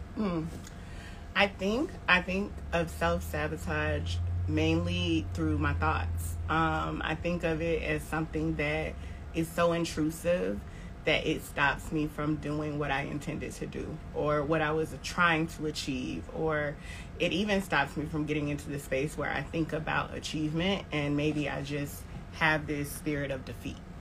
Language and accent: English; Tallahassee, Florida, United States; also born or lived in New Orleans, Louisiana; now in Atlanta, United States; I am from Tallahassee, Florida, and at this point, um, I live in Atlanta, Georgia, but recently moved from